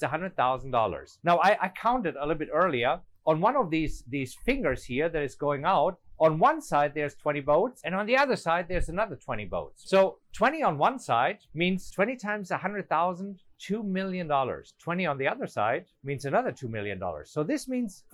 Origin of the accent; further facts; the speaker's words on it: Germany; English is a second language; moved away as an adult; now in United States; I'm an immigrant. You know, I'm German. I came from Germany